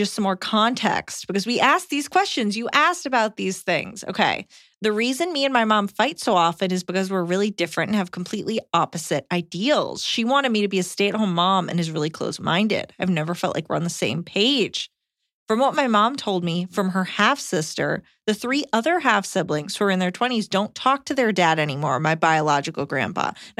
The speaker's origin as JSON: {"language": "English", "town": "Long Island", "region": "New York", "country": "United States", "said": "Iliza was right about me being from the Northeast. I'm from Long Island."}